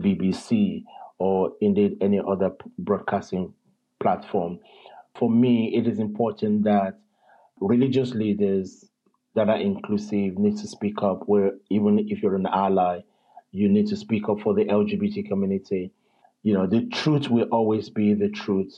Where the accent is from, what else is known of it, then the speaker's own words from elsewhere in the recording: Lagos, Nigeria; moved away as an adult; also born or lived in London, United Kingdom; I was born in London, but I was raised in Nigeria, probably from around about age 3.